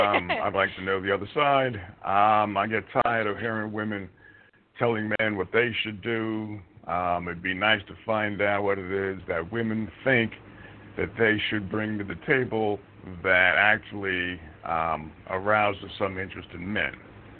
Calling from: Montana, United States

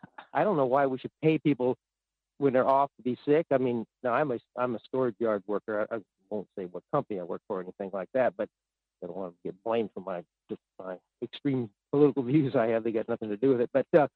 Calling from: Fairbanks, Alaska, United States; in Fairbanks, and I'm always happy to wait for you.

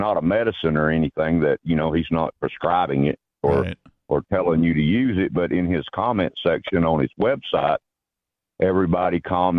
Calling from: Chattanooga, Tennessee, United States; Chattanooga, Tennessee.

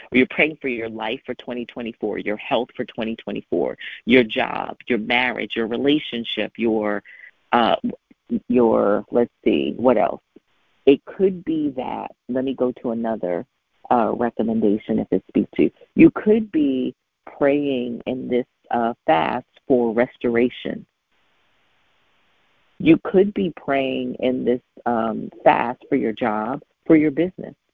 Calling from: Richmond, Virginia, United States; I'm calling in from Richmond

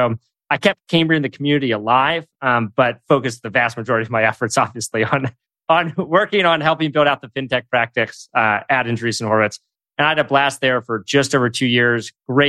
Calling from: San Francisco, California, United States; I'm calling in from the Presidio in San Francisco, which is where I call in from most every day. Basically, I work from here and live here too.

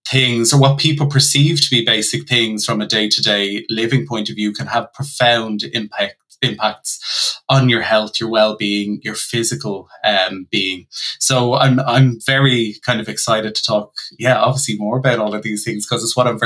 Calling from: Mullingar, Westmeath, Ireland; I'm joining you from Mullingar, which is about an hour outside of Dublin in the Midlands of Ireland.

